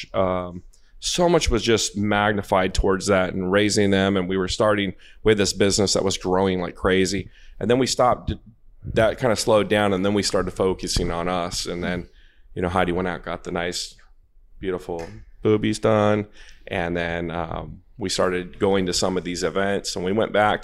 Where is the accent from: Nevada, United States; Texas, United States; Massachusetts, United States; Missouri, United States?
Nevada, United States; Las Vegas; I was raised in Vegas